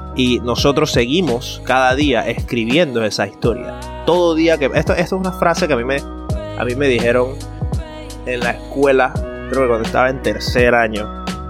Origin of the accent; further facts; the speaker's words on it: Panama; nuestra personalidad como panameños